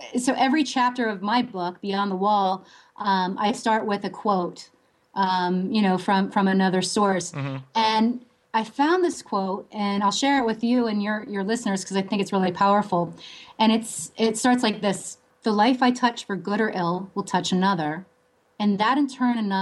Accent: Williamsport, Pennsylvania, United States; moved away; my hometown, which is Williamsport, Pennsylvania

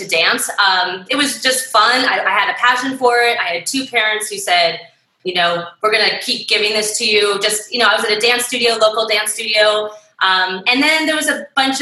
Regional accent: Rowland Heights, California, United States; I was raised in Roland Heights

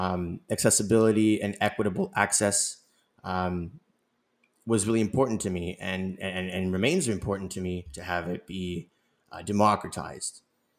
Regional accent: Los Angeles, California, United States; I'm born and raised in Los Angeles, but my family came here in the late 80s. They're from the Soviet Union, and they're from what is now Ukraine. They're from Kyiv.

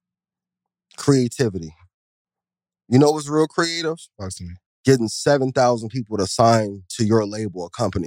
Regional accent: Midwest, United States; I'm from the Midwest

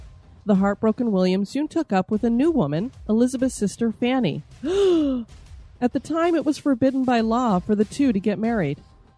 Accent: Philippines; It's very rare for me to hear about my home country in a podcast

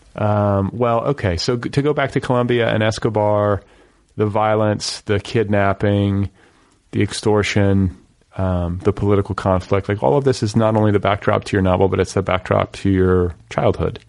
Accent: Indiana, United States; also born or lived in Milwaukee; I grew up in the Midwest and in, in this uh, in Indiana

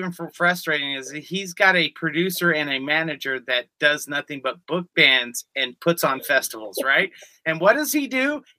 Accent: St. Louis, Missouri, United States; on top of that, too, I'm from the St. Louis area as well.

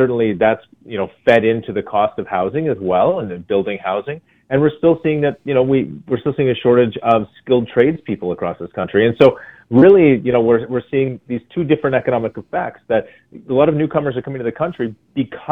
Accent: Canada; as Canadians

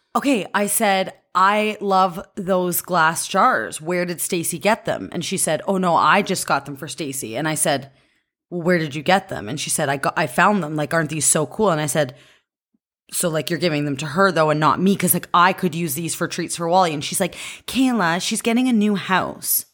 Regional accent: Cambridge, Ontario, Canada; I'm from Cambridge, Ontario

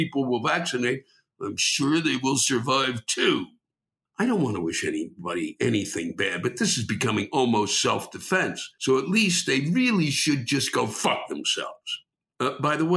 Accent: Maryland, United States; I'm from Maryland

